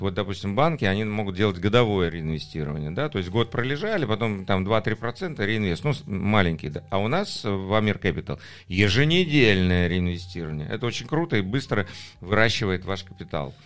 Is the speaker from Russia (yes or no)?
no; Batumi, Adjara, Georgia; moved away; Я вырос в Батуми, мне приятно там иметь а, апартаменты